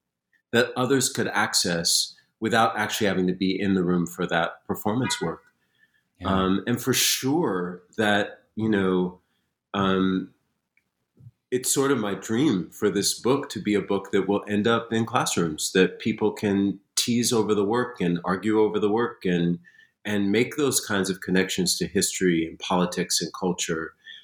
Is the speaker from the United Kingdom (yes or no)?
no; Springfield, Massachusetts, United States; I grew up in Springfield, Massachusetts, and the library was this sacred place.